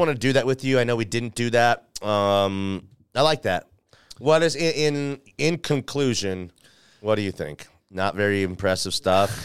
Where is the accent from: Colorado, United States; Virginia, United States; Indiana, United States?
Colorado, United States; Denver; I grew up in Bear Valley over there